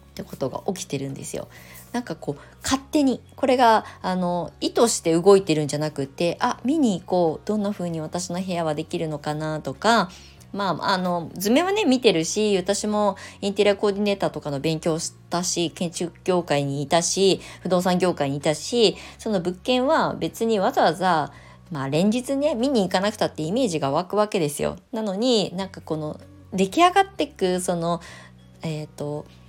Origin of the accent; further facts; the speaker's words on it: Kasama, Ibaraki, Japan; moved away as an adult; also born or lived in Shonan, Kanagawa; now in Kasama, Japan; U ターンしてきて地元に帰ってきて来るって決めた時っていうのは不安しかなかったんですよ。